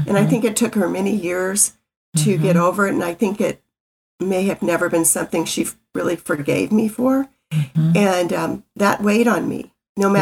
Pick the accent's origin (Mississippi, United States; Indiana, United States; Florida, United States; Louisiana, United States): Mississippi, United States; moved away as an adult; my little hometown in Mississippi